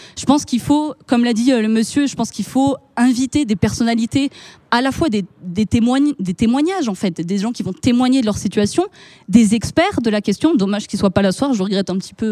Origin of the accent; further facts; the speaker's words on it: France; en tant que Français, de par notre histoire